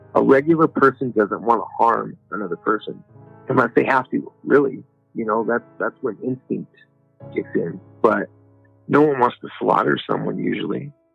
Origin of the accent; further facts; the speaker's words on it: Albuquerque, New Mexico, United States; I come from Albuquerque, New Mexico